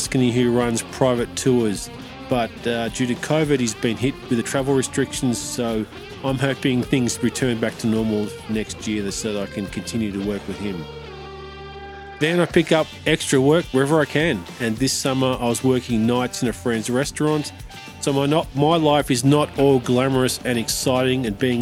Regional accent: Australia; moved away as an adult; also born or lived in mountains of France; now in France; I'm an Aussie

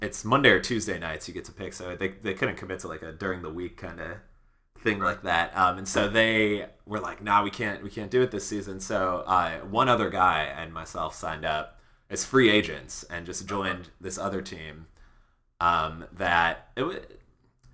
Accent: Chicago, Illinois, United States; I grew up in Chicago

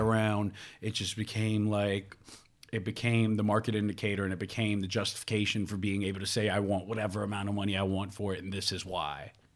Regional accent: New York City, New York, United States; I was raised in Ravenswood projects

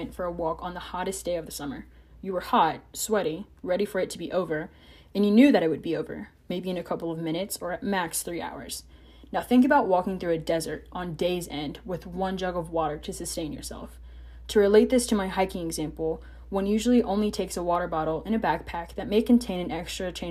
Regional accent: Roanoke, Virginia, United States; the Roanoke Valley in Virginia, my hometown

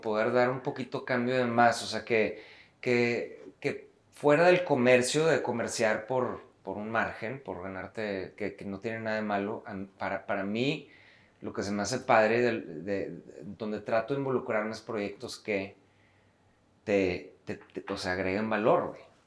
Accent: Monterrey, Nuevo León, Mexico; somos rudos, los regios, por ser directos

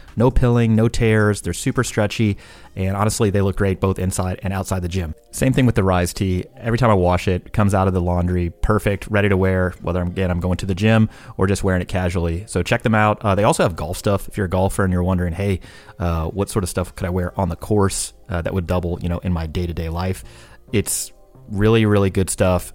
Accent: St. Louis, Missouri, United States; that's my hometown.

